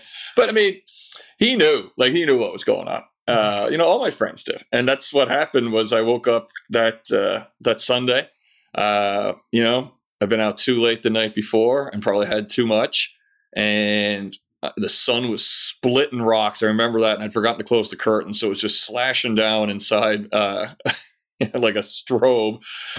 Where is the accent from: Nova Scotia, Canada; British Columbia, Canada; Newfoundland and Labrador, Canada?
Newfoundland and Labrador, Canada; moved away as an adult; also born or lived in Ottawa; now in London, United Kingdom; My now ex-wife. I moved away from Newfoundland when I was 22 with the young lady in question. We lived in Ottawa, Ontario for about 8 years.